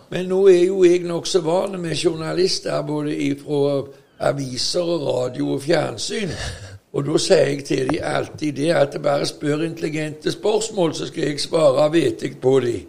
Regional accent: Veavågen, Rogaland, Norway; der som jeg vokste opp, i Veavågen på 50-tallet og 60-tallet

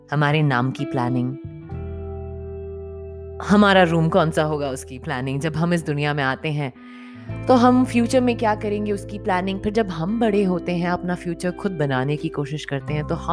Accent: Punjab, India; हम लोग पंजाबी हैं तो हमारे यहाँ जिसकी शादी होती है the bride she wears those कलीराज

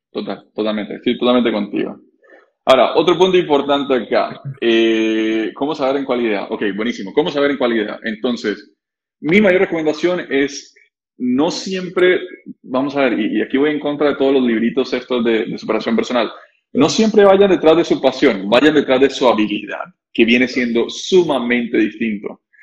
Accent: Costa Rica; nosotros somos ticos

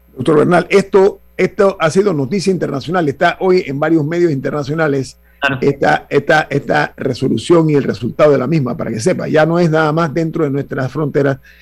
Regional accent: Panama; como panameño

